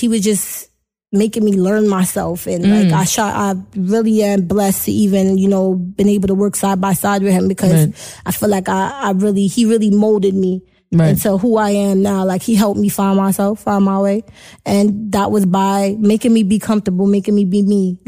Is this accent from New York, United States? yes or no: yes; New York City, New York, United States; also born or lived in Jamaica (roots); We ain't just Brooklyn. We got that little Caribbean flavor.